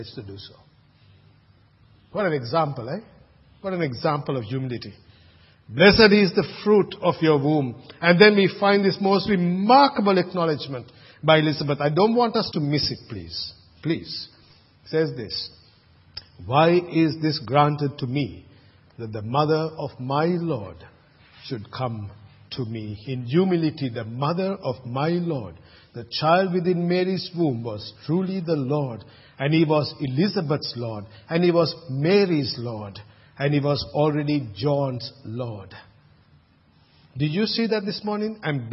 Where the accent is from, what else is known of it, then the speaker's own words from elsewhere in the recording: Sri Lanka; now in Australia; when I was growing up in Sri Lanka